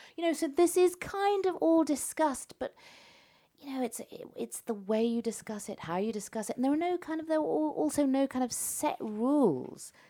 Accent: London, United Kingdom; moved away; also born or lived in Tehran, Iran; I'm not Iranian, I'm not English, but I'm a Londoner

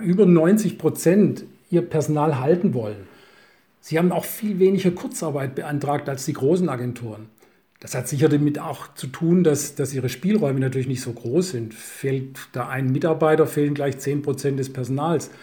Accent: Swabia, Germany; als Schwabe

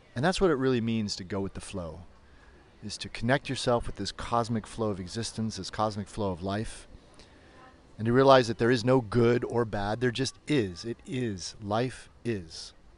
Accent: United States; moved away as an adult; now in Berlin, Germany; I'm an American yoga teacher who's been living in Berlin for about 15 years

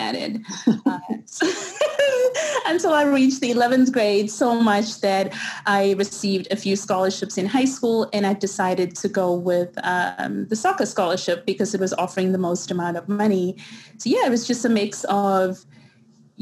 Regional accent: Durban, KwaZulu-Natal, South Africa; first language English; moved away as an adult; also born or lived in Wentworth, Durban; now in New York, United States; born and raised in Durban, South Africa

